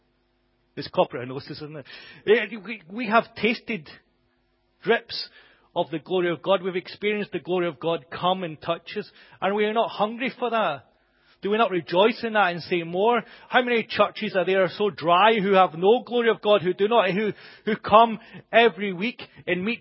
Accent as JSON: {"language": "English", "country": "United Kingdom", "said": "us as British people"}